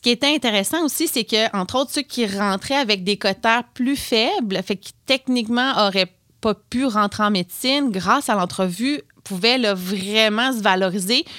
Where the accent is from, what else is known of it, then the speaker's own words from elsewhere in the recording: Notre-Dame-du-Lac, Quebec, Canada; moved away as an adult; je viens du Bas-Saint-Laurent, mais j'ai fait mes études au cégep Sainte-Foy